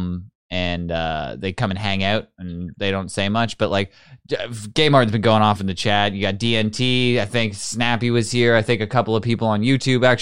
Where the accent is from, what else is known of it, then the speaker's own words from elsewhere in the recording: Newfoundland and Labrador, Canada; I'm like English, and I'm from Newfoundland